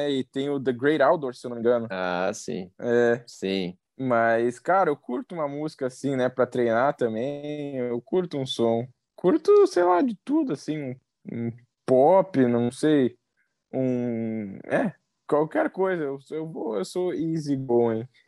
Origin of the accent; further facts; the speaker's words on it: Rio Grande do Sul, Brazil; Cara, é, eu sou gaúcho, mas eu sou italiano também, né?